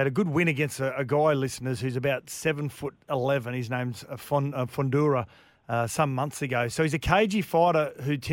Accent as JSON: {"language": "English", "town": "Gold Coast", "region": "Queensland", "country": "Australia", "tie": "born or raised there", "said": "I was a kid from the Gold Coast who surfed most days"}